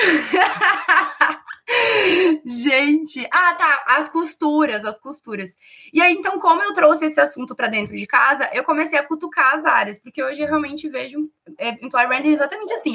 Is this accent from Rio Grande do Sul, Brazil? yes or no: yes; Rio Grande do Sul, Brazil; accent: gaúcho; moved away as an adult; now in São Paulo, Brazil; a minha transferência do Rio Grande do Sul para São Paulo, vocês devem perceber pelo meu sotaque que eu sou gaúcha